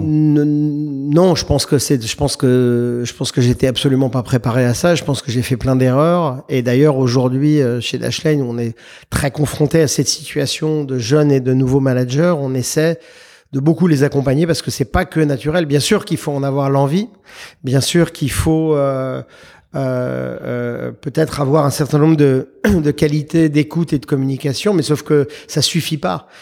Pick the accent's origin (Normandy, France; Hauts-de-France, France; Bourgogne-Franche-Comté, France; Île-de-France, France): Île-de-France, France; Paris; moved away as an adult; now in United States; je suis un Parisien de naissance. J'ai vécu à Paris les 23, 24 premières années de ma vie